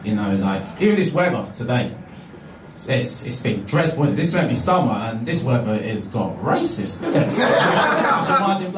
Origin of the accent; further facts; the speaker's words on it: Harlow, East of England, United Kingdom; I was born here, mate.